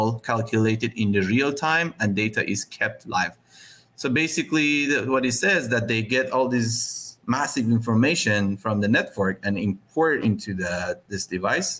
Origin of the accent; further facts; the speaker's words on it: Iran; I'm from Iran